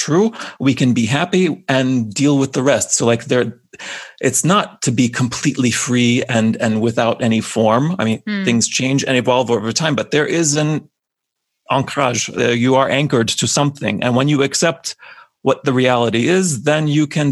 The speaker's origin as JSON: {"language": "English", "country": "United States", "tie": "born or raised there", "first_language": "English", "said": "having grown up in America"}